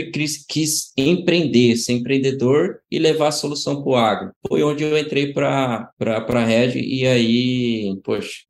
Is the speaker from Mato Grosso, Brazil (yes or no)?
yes; Brasnorte, Mato Grosso, Brazil; born there; Bom, sou nascido em Brasnorte. É, Brasnorte é um município no estado do Mato Grosso, interior